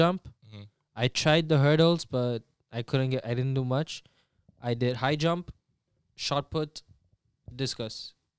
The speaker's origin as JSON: {"language": "English", "country": "Mozambique", "tie": "born or raised there"}